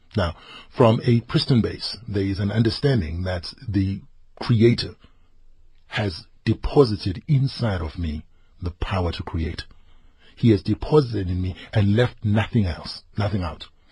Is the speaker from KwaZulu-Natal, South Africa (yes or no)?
yes; northern KwaZulu-Natal, South Africa; I grew up in the village. I am from Mklabia Lingana, northern KwaZulu-Natal.